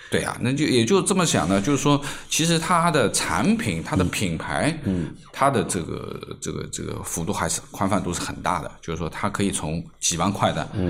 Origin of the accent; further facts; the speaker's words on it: Shanghai, China; 我们是上海人